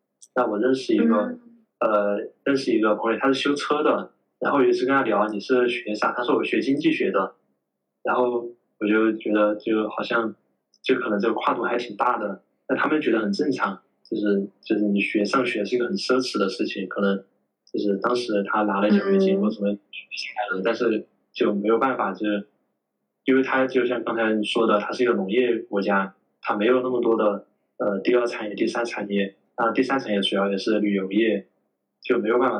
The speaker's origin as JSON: {"language": "Chinese", "country": "China", "lives_now": "Tanzania", "said": "就是我觉得作为一个中国人，就是来到非洲之后，呃，在当地的这个社会里面，我觉得我们是一种结构性的或者体系性的一种优势"}